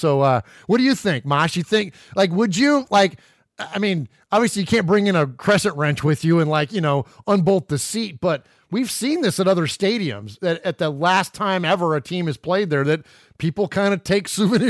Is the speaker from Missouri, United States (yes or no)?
no; California, United States; now in Middle Tennessee, United States; what we grew up with in California.